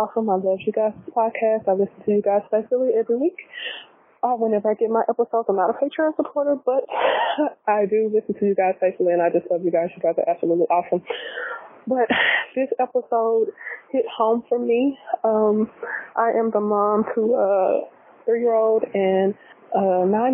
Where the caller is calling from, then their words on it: Little Rock, Arkansas, United States; I am calling from Little Rock, Arkansas